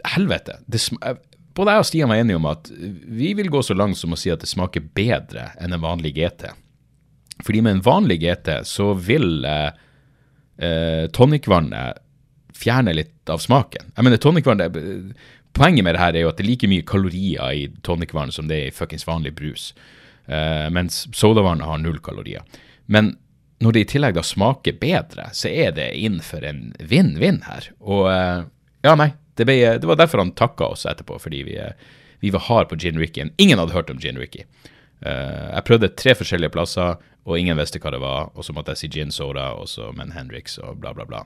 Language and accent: Norwegian; Norway; Jeg er fra Norge